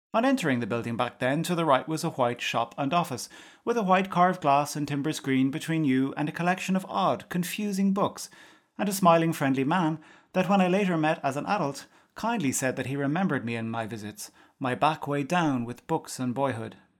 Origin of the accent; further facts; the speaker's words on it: outside Cork, Munster, Ireland; Growing up outside Cork but schooling in the city, at each day's end I would walk from school to station to get home